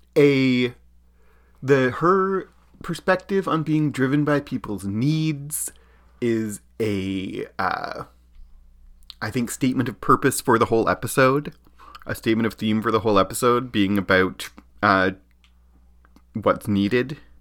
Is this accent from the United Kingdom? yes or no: no; Canada; as a Canadian